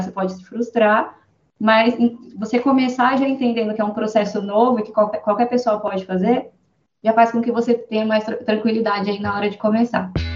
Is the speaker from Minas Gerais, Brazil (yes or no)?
no; Sorocaba, São Paulo, Brazil; sou daqui de Sorocaba